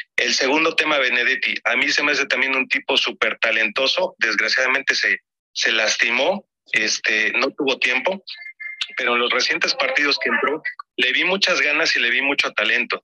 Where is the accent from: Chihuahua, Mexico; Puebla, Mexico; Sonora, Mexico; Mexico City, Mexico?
Puebla, Mexico; yo por cierto soy de Puebla